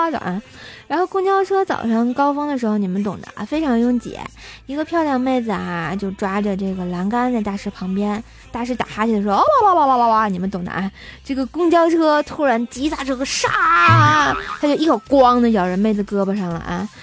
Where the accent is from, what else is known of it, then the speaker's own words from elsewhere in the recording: Tianjin, China; 你居然不知道我是天津人啊